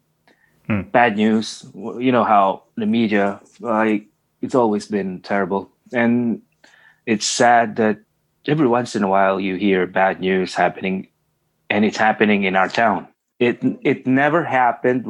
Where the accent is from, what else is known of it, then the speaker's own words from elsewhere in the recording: Tanay, Calabarzon, Philippines; moved away as an adult; now in Canada; Philippines, obviously, from Tanay Rizal.